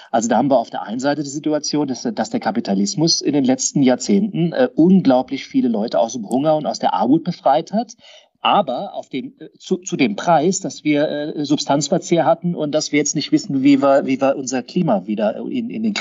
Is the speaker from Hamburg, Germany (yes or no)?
no; Karlsruhe, Baden-Württemberg, Germany; ich bin Karlsruher